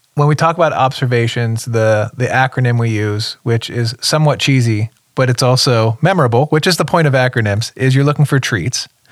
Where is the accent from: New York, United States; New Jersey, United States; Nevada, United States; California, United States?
New Jersey, United States; moved away as an adult; also born or lived in Connecticut / Tennessee; I grew up in the Northeast, New Jersey, little little stint in Connecticut, but for a few years we moved to Tennessee